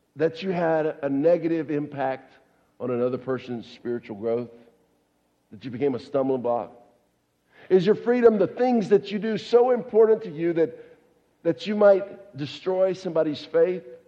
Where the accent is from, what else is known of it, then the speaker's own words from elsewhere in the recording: the South, United States; I grew up down in the South